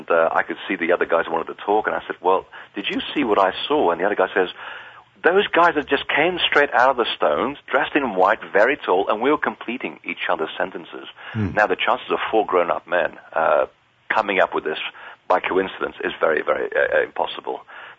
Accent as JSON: {"language": "English", "country": "Portugal", "tie": "born there", "said": "I was raised as a Catholic. I didn't have a choice. I was born in Portugal. And we either were Catholics or basically were devil worshippers."}